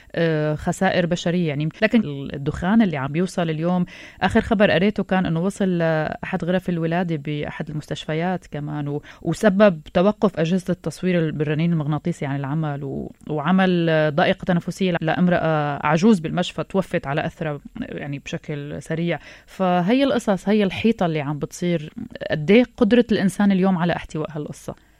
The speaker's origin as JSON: {"language": "Arabic", "country": "Syria", "said": "نحن السوريين"}